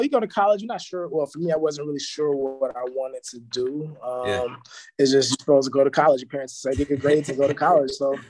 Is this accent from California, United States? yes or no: yes; Los Angeles, California, United States; also born or lived in Berkeley; I'm from here. I'm from Los Angeles, born and raised. Grew up, you know, with my parents on my block, which was like a, you know, kind of like Maywood in the hood. Like it was like small town